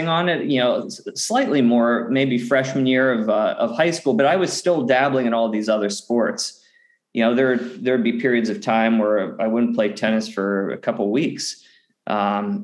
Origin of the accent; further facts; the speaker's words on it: Pittsburgh, Pennsylvania, United States; I grew up in Western Pennsylvania in the outskirts of Pittsburgh